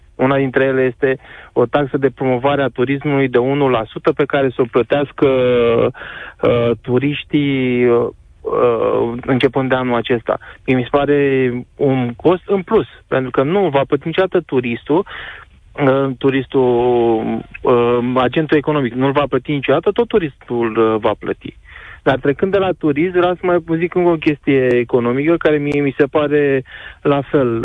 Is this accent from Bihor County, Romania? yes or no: no; Constanța, Constanța County, Romania; eu sunt din Constanța și chiar lucrez pe litoralul mm. românesc